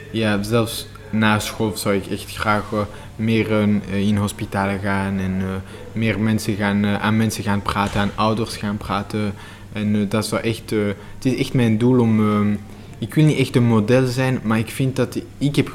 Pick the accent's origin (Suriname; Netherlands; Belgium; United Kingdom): Belgium; Eh, ik voel me echt Belg.